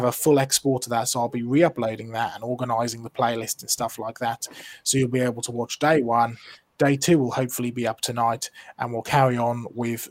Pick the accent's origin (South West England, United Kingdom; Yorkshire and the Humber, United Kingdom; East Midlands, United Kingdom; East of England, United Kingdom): East of England, United Kingdom; Norfolk; I'm from Norfolk as far back as we can sort of trace